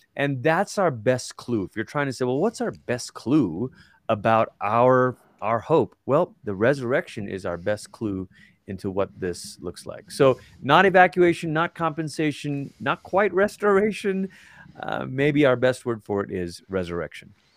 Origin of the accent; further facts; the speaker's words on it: Malaysia; now in Colorado Springs, United States; I'm from Malaysia, and it's where I grew up